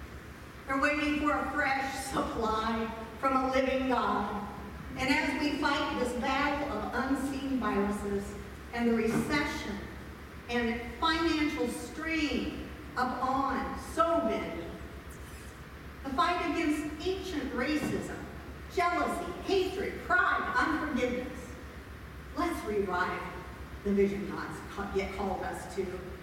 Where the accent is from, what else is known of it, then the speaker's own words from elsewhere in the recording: Iowa, United States; I'm from Iowa